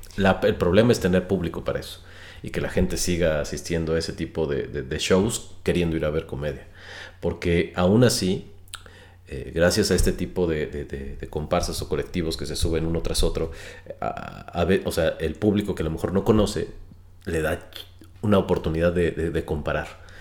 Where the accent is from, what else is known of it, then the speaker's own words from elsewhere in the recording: Mexico; la gran mayoría de los mexicanos no nos interesa